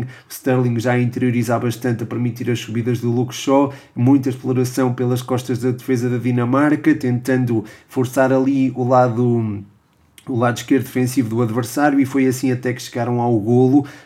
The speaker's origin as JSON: {"language": "Portuguese", "country": "Portugal", "said": "sou português"}